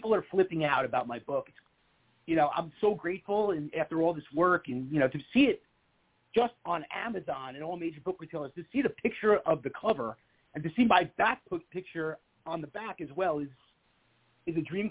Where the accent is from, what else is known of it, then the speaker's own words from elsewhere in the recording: Long Island, New York, United States; moved away as an adult; also born or lived in Manhattan, New York; now in Florida, United States; growing up in Long Island and living in Manhattan for 10 years